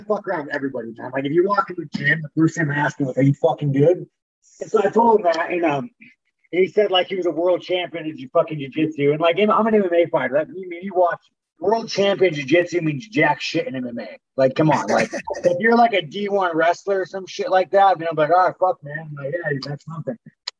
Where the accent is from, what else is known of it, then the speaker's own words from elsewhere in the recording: Corona, California, United States; Corona, fucking Inland Empire, Southern California.